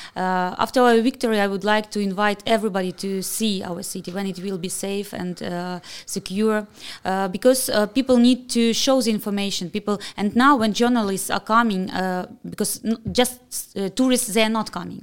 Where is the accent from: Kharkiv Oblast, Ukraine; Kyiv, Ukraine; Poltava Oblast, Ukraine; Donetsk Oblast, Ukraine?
Kharkiv Oblast, Ukraine; Kharkiv; I'm so proud that I'm from Kharkiv